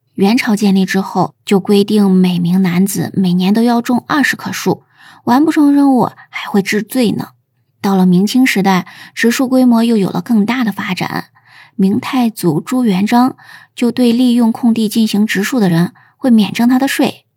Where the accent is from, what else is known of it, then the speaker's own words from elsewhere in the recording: China; 我们中国人从古至今都非常重视直树造林